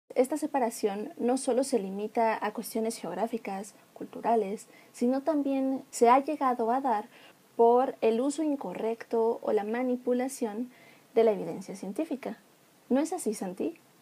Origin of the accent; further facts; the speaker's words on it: Mexico; nosotros como mexicanos